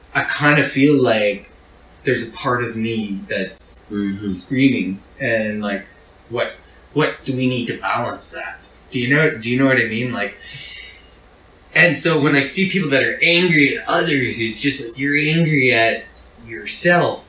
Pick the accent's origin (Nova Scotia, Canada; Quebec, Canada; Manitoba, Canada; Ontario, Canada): Nova Scotia, Canada; I'm from Nova Scotia